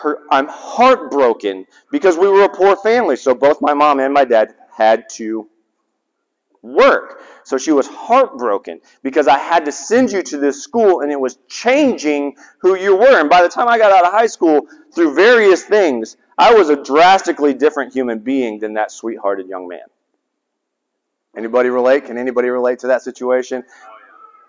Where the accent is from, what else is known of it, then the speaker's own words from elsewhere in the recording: Laurens, South Carolina, United States; So I grew up in Lawrence, South Carolina